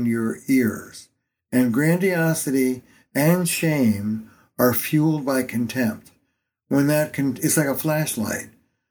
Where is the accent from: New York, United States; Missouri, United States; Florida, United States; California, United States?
New York, United States; now in Boston, United States; I'm a New Yorker